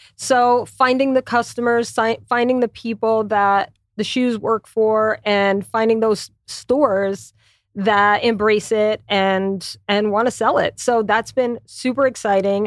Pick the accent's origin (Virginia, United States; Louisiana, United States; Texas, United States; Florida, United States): Louisiana, United States; moved away as an adult; also born or lived in New York City / Connecticut; I'm from Louisiana, so there's a lot of French, Spanish.